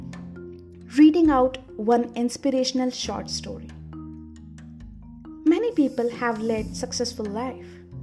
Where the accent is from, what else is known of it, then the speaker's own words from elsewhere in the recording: India; Being Indian, I have been taught to worship from my childhood.